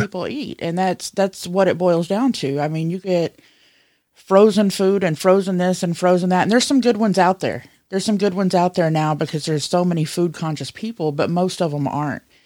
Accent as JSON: {"language": "English", "region": "the South", "country": "United States", "tie": "born or raised there", "said": "I was raised in the South, and as a kid, I was blessed to not have to go to daycare"}